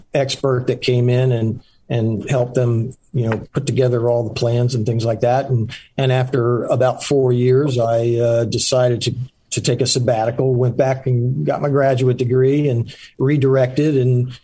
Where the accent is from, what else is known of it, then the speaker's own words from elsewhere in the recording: Central Florida, United States; also born or lived in Charleston, South Carolina / Winter Park, Florida / Longwood, Florida; pretty much grew up in Florida, in Central Florida